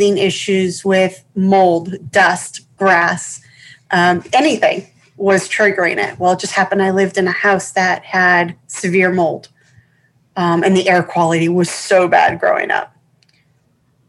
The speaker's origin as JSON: {"language": "English", "region": "Massachusetts", "country": "United States", "tie": "born or raised there", "said": "I grew up in Massachusetts, so that was my primary, it was where I spent most of my youth, was in Mass."}